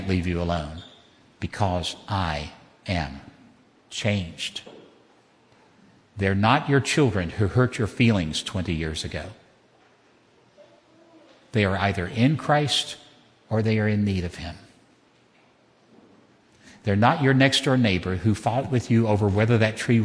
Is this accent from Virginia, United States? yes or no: yes; Southwest Virginia, United States; Southwest Virginia, that is Southern